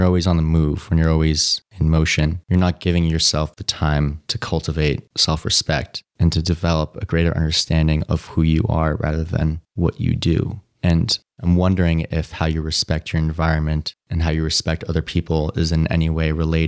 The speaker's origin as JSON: {"language": "English", "town": "New York City", "region": "New York", "country": "United States", "tie": "born or raised there", "said": "Growing up in New York City, I was very much exposed to a cutthroat competitive lifestyle."}